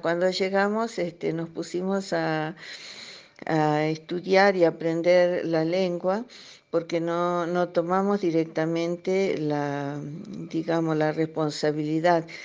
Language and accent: Spanish; Argentina; now in Cameroon; argentina de origen. Eh, vivo en Camerún.